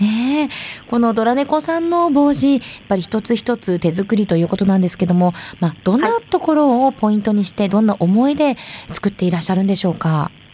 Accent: Asahikawa, Hokkaido, Japan; 私、旭川出身、旭川観光大使

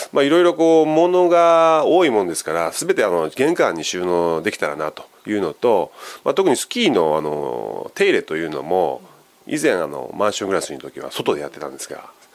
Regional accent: Wakayama, Japan; now in Nishitokyo, Japan; 私自身和歌山県出身なんですよ。

